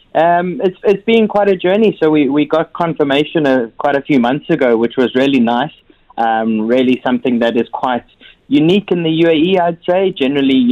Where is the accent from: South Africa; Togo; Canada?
South Africa; now in Dubai, United Arab Emirates; I'm from South Africa